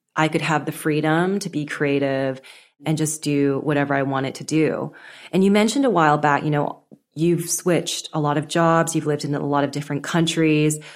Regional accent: Canada; So I was born in Canada. I was first gen, but my parents mainly spoke Cantonese at home

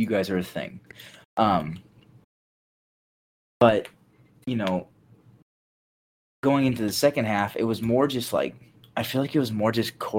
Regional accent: United States; I'm just an American

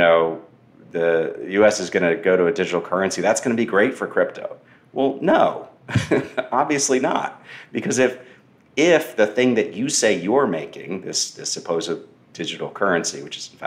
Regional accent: Austin, Texas, United States; my hometown of Austin

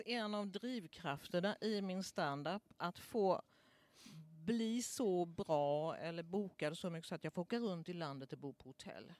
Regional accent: Småland, Sweden; now in Stockholm, Sweden; Jag är från Småland

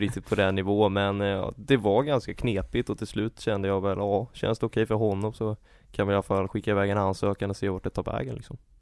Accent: Täby, Stockholm County, Sweden; jag är från eh, Täby

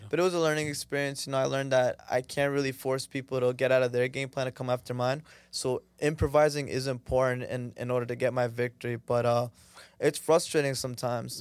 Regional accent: Danbury, Connecticut, United States; moved away as an adult; now in Toronto, Canada; I was born in Toronto, Canada, but when I was four, my family took me to live in, uh, in, in, in Connecticut, uh, Danbury, specifically the city.

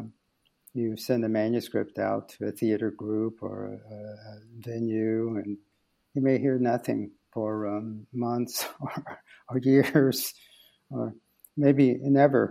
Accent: United States; moved away as an adult; now in Belgium; I'm an American playwright

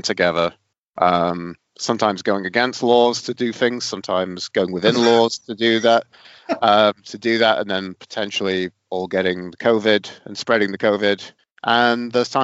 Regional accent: England, United Kingdom; moved away as an adult; now in Canada; I'm English Canadian now

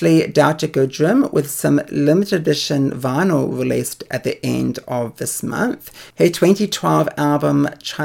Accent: New Zealand; now in Australia; my home country, New Zealand.

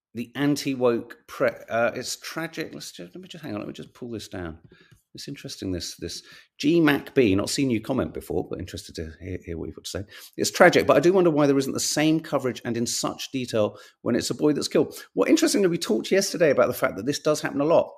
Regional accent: London, United Kingdom; as a Londoner

